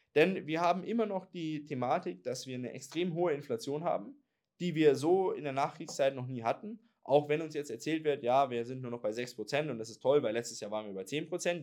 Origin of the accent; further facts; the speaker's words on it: Germany; wir Deutsche